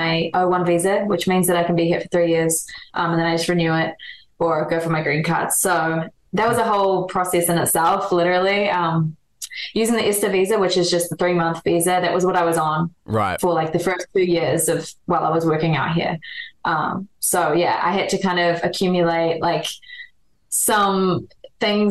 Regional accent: Auckland, New Zealand; moved away as an adult; now in Los Angeles, United States; born and raised New Zealand.

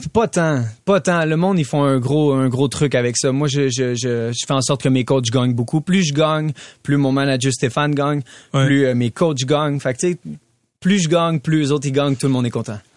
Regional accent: Canada; je suis un des Canadiens qui est classé le, plus haut en ce moment.

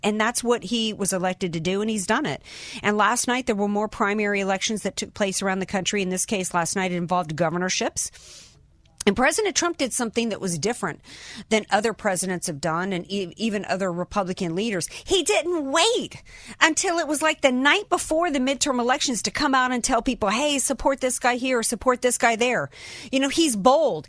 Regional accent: New Orleans, Louisiana, United States; now in San Diego, United States; I'm a Southern girl, I'm from New Orleans.

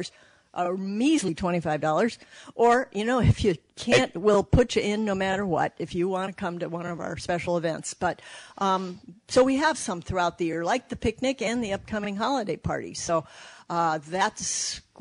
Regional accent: Los Angeles, California, United States; moved away as an adult; also born or lived in San Francisco; now in Saugatuck, United States; I was born and raised in Los Angeles

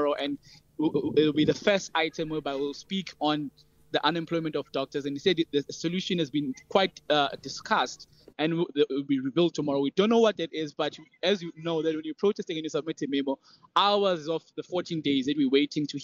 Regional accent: South Africa; we as the South African youth, the poor child representing poor communities

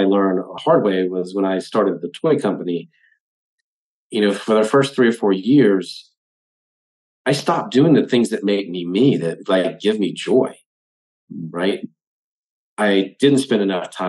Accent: South Carolina, United States; I was in all the things that were pretty typical of somebody growing up in South Carolina

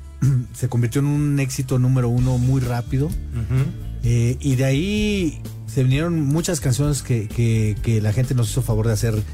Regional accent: Zacatecas, Mexico; also born or lived in La Paz / Mexico City; now in Cuernavaca, Mexico; el de la guitarra acústica, eh, soy nacido en La Paz, criado en Zacatecas, malcriado en la Ciudad de México y radicado en Cuernavaca.

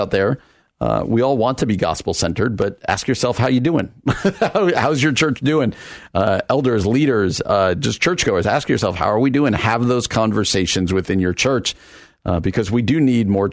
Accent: New Jersey, United States; moved away; the headquarters for M&Ms next to my hometown in New Jersey

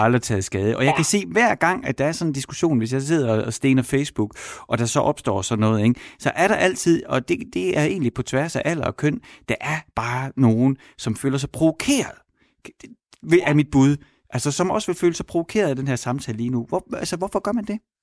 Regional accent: Horsens, Central Denmark Region, Denmark; jeg er vokset op i Horsens

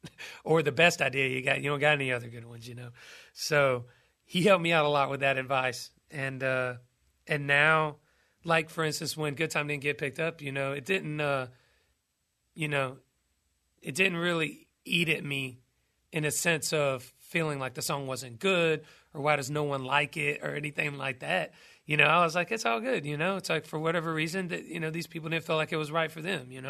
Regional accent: Douglasville, Georgia, United States; about my hometown, uh, Douglasville, Georgia.

